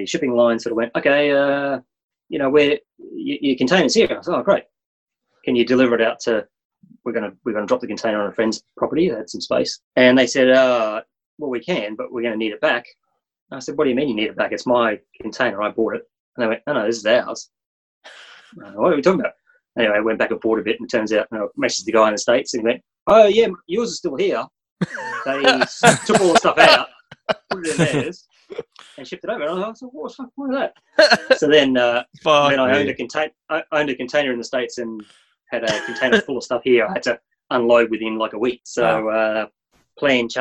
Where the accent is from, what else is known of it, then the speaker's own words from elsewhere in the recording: Rockhampton, Queensland, Australia; I grew up in Rockhampton